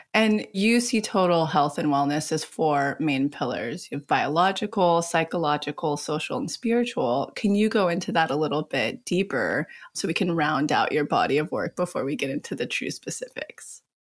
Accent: outside Yosemite, California, United States; I personally grew up right outside of Yosemite. So we're both California kids

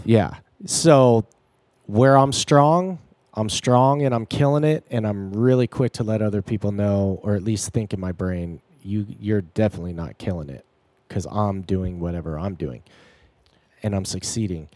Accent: near Joshua Tree, California, United States; my hometown, which is next to Joshua Tree

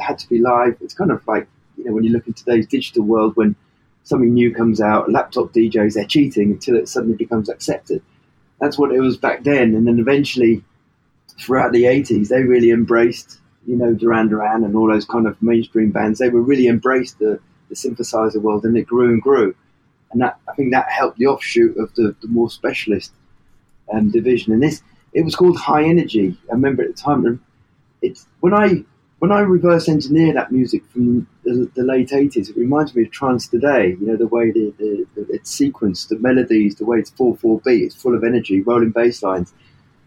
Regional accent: Worthing, South East England, United Kingdom; I'm from Worthing, West Sussex

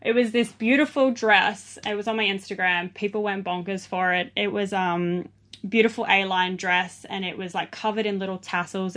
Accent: Sydney, New South Wales, Australia; moved away as an adult; also born or lived in east coast of Australia / New Zealand; now in Byron Bay, Australia; I grew up in Southwest Sydney, um, on the streets, basically

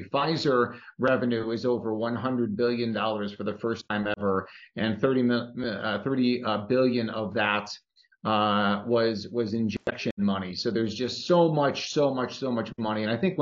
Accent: Chicago, Illinois, United States; my hometown of Chicago

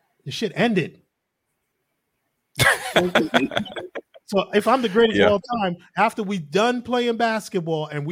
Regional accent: New England, United States; I grew up in New England

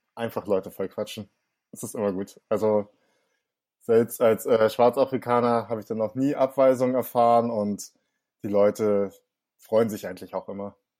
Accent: Hamburg, Germany; accent: Hamburger Slang; ich bin in Langhorn aufgewachsen, im Norden von Hamburg

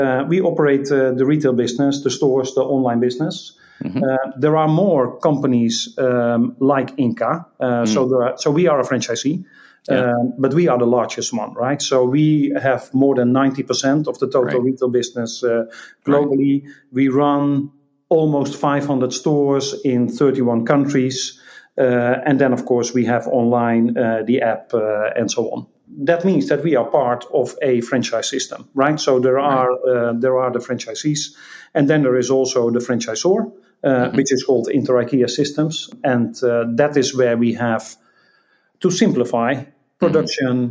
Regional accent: Netherlands; I'm Dutch. I grew up in the Netherlands

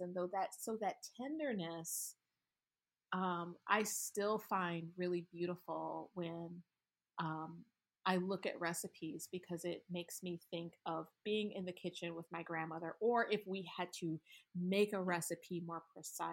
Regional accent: Michigan, United States; I grew up in Michigan around a lot of Middle Eastern people

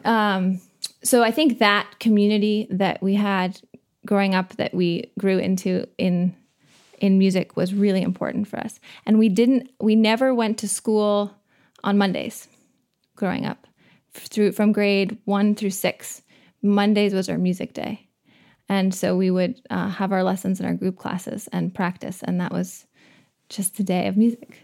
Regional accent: Waldoboro, Maine, United States; I'm from Waldoboro

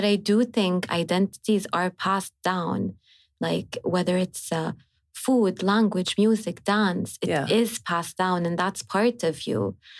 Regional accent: Hejaz, Saudi Arabia; accent: Hijazi; the way we speak at home is I would speak in my accent, Hijazi accent.

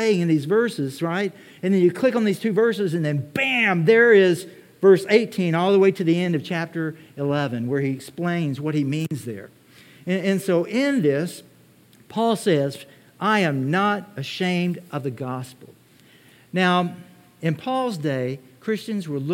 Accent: Texas, United States; I'm from Texas.

